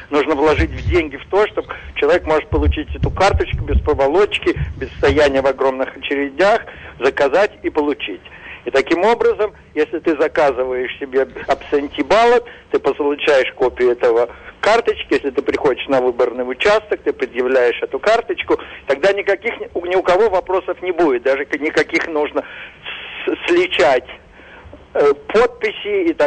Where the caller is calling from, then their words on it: New Jersey, United States; Добрый день … я из Нью-Джерси.